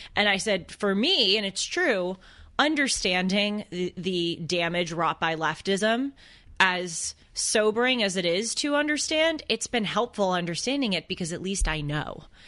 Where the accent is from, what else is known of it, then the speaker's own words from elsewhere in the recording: Boston, Massachusetts, United States; accent: Boston; my Boston accent